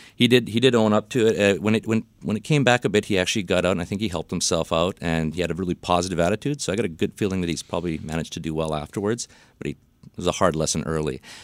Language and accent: English; Vancouver, British Columbia, Canada; I'm, uh, Vancouver born and bred